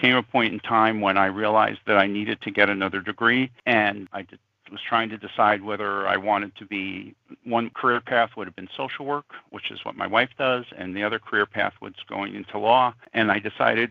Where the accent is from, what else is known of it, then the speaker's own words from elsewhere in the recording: Monticello, New York, United States; moved away as an adult; also born or lived in Utica, New York / North Carolina; now in Wethersfield, United States; I grew up in, for the most part, in Monticello, New York